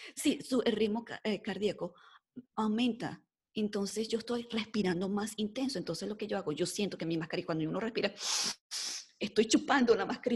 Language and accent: Spanish; Mexico; now in United States; soy de acá, de Estados Unidos, eh, mexicana, pero viviendo en Estados Unidos